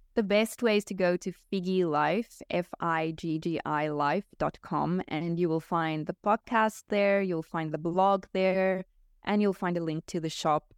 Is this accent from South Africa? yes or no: yes; South Africa; now in Portugal; I'm natively South African, but we moved to Portugal.